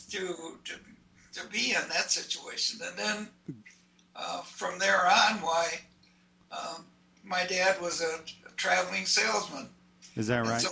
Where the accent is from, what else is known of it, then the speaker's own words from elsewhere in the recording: Minneapolis, Minnesota, United States; moved away as an adult; also born or lived in Wadena, Minnesota; I was born in Minneapolis on the south side, and that's where I grew up. Um, we always we lived um, in, in south, south Minneapolis uh, for a period of time.